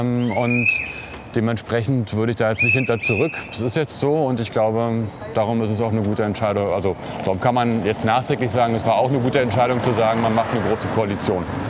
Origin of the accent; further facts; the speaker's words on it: Berlin, Germany; also born or lived in Hellersdorf, Berlin; Also ich bin ja auch in Neukölln groß geworden